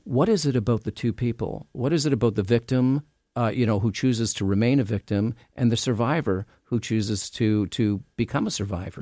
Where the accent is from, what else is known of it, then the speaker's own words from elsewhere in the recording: Canada; I'm from Canada.